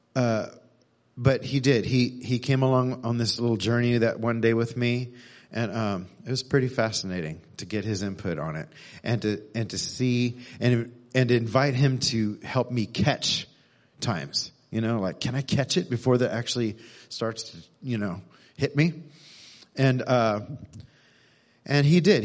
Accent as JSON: {"language": "English", "region": "Texas", "country": "United States", "tie": "born or raised there", "also_born_or_lived": "Missouri", "moved": "as an adult", "said": "I was born in Texas, grew up here, but lived in Missouri for a decade"}